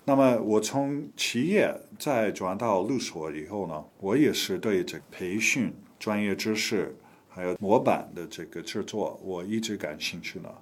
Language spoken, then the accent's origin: Chinese; United States; Chinese is a second language; moved away as an adult; also born or lived in Taiwan / Los Angeles / Hong Kong; now in China; 我本人也是美国人，我是美国出生长大的，呃，我是七七年到七九年，我在台湾待了两年时间，学会中文